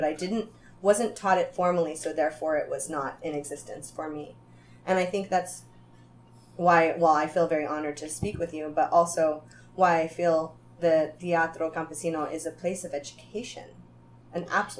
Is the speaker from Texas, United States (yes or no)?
no; Hollister, California, United States; also born or lived in Pittsburgh; So I grew up in Hollister. I didn't learn anything about what it was to be Mexicana, Chicana.